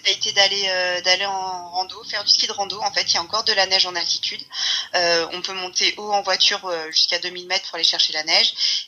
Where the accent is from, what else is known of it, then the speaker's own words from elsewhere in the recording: Bourg-Saint-Maurice, Auvergne-Rhône-Alpes, France; je suis née euh, à la montagne. Je suis née à Port-Saint-Maurice.